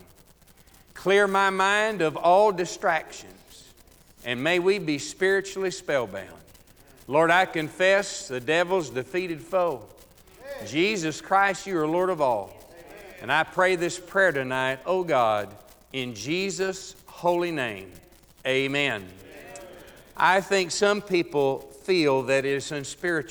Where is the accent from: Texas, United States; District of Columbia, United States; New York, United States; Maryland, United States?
Texas, United States; moved away; back in my home state of Texas